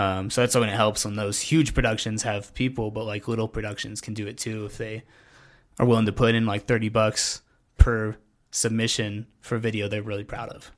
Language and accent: English; Pueblo, Colorado, United States; also born or lived in Kansas; originally from, like, Kansas, but ca-, came to Pueblo when I was, like, eight